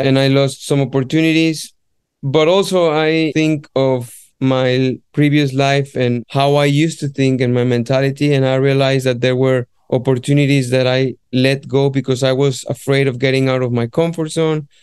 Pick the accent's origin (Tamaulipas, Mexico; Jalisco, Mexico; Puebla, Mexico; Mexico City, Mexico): Jalisco, Mexico; Guadalajara; moved away as an adult; now in London, United Kingdom; my hometown from Guadalajara